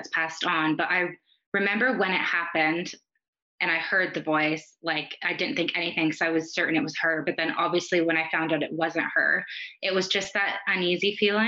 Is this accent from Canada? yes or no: yes; Canada; accent: Canadian; moved away as an adult; now in New Zealand; I grew up in Canada